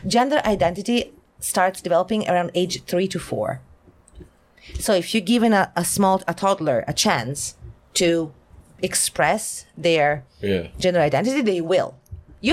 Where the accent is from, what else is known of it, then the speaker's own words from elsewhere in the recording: Italy; English is a second language; now in South Korea; from Italy.